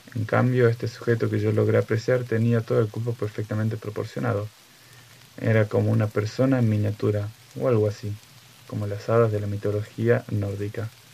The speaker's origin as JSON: {"language": "Spanish", "region": "Catamarca", "country": "Argentina", "tie": "born or raised there", "moved": "yes", "said": "mi provincia natal para los que me conocen, he vivido en tres provincias en total. En la que más viví es Catamarca"}